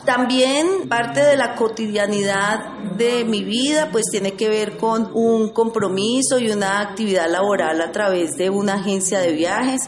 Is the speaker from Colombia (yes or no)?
yes; Sevilla, Valle del Cauca, Colombia; soy una ciudadana nacida en las entrañas de esta tierra, Sevilla, fruto de la colonización antioqueña. Mis papás son sevillanos.